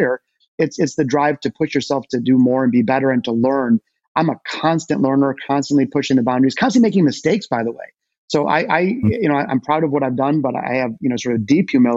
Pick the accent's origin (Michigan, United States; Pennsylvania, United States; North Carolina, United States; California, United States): Michigan, United States; Detroit; There is a deep, deep connection for me and my hometown of Detroit. I was born in the city, not the suburbs, as were both my parents and my grandparents